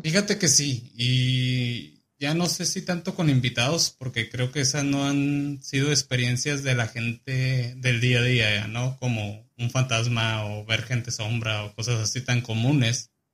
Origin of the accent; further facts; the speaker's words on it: Chihuahua, Mexico; now in Kansas, United States; nací en Chihuahua, tengo 24 años